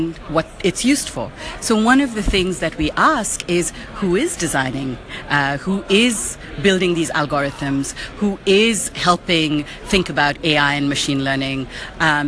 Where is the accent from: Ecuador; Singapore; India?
India; now in United States; I'm from India and currently live in the USA.